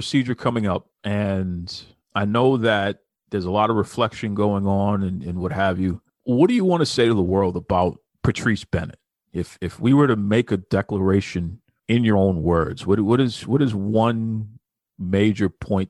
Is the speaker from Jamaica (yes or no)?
yes; Jamaica; And I know growing up in Jamaica, people from all over the world live in Jamaica.